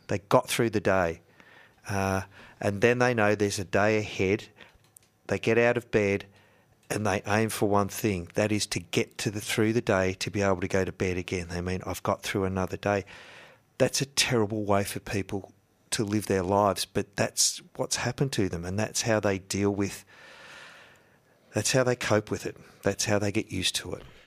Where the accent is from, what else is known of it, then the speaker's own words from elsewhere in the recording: Yarrawonga, Victoria, Australia; also born or lived in Shepparton; we used to go shopping in the big town from Yarrawonga. We'd go to Wang or we'd go to Shep, right?